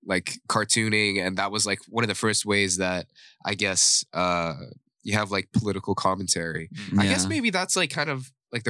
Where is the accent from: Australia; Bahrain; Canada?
Bahrain; moved away; I'm not really like your typical Saudi boy. Yeah. You know, I don't have really strict parents. Mm. I come from a multi-ethnic background. I grew up in Bahrain.